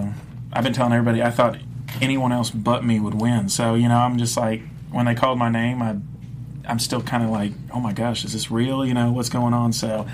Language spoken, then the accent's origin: English; Dominican Republic; I said, you know, growing up in the Dominican, this and that, I said, I'd like to sing